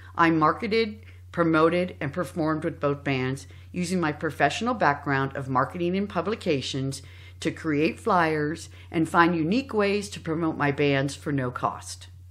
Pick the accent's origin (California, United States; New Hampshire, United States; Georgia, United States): California, United States; San Jose; I was born in the South Bay, in San Jose